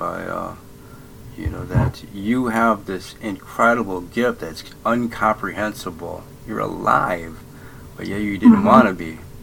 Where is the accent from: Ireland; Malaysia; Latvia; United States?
Ireland; Oh, I can make something up. I'm Irish. That's what we do.